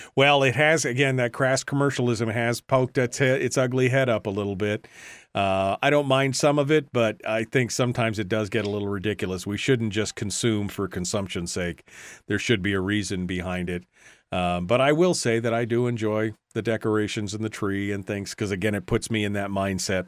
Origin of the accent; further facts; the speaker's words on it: Fairbanks, Alaska, United States; we'd have a big family party where the extended family, aunts and uncles and cousins and stuff would come when I lived in Fairbanks